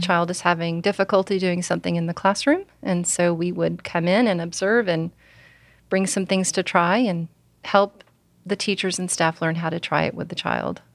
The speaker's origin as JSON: {"language": "English", "region": "Alabama", "country": "United States", "also_born_or_lived": "Oklahoma", "said": "I'm from Alabama"}